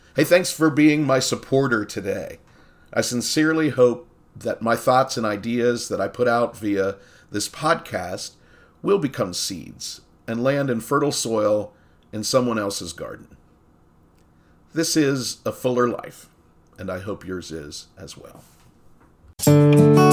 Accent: Coshocton, Ohio, United States; born or raised there

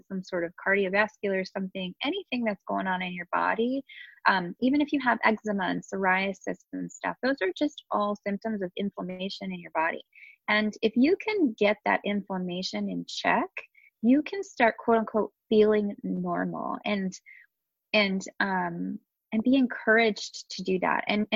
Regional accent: Southern California, United States; born and raised here in SoCal

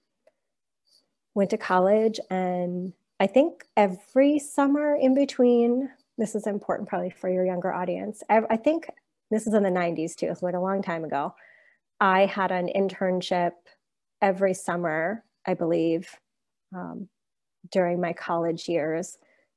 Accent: Pittsburgh, Pennsylvania, United States; I'm a native Pittsburgher. I grew up in the South Hills of Pittsburgh.

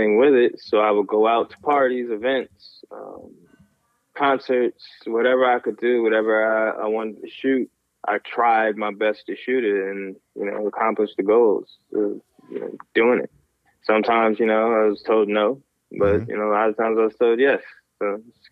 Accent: Syracuse, New York, United States; moved away as an adult; also born or lived in Philadelphia; now in Jersey City, United States; born and raised in Syracuse, New York

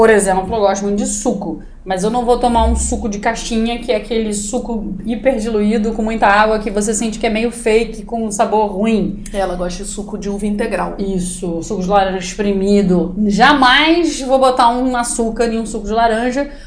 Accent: South Korea; Eu sou coreano, eu posso pensar em várias respostas.

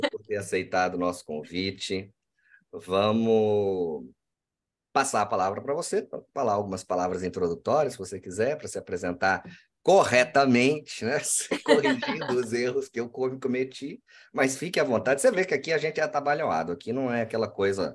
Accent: Cuiabá, Mato Grosso, Brazil; Eu sou do Mato Grosso. Eu sou cuiabano, de Chapecruz, como se diz por aqui

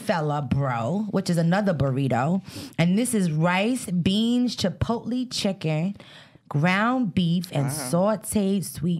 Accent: Fort Lee, New Jersey, United States; we grew up in Fort Lee, right? And most people know that Fort Lee doesn't, you know. They ain't got a lot of people out of color.

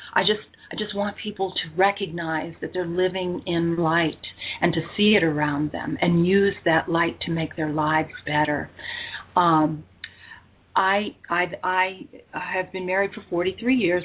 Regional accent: United States; also born or lived in Pennsylvania / North Carolina; now in St. George, United States; I'm originally from the East

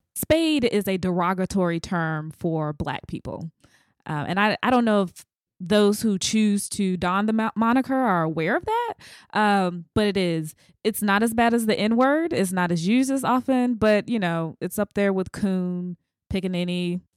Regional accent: the South, United States; I'm from the South

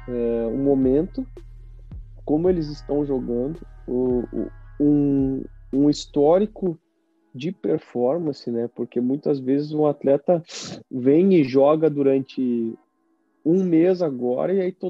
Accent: Caxias, Brazil; Caxias é minha zona de conforto. Lá onde tá minhas origens, onde eu cresci, onde eu cresci, onde eu aprendi a ser a ser homem

